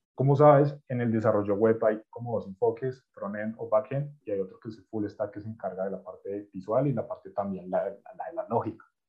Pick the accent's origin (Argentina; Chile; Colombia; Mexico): Colombia; Yo soy colombiano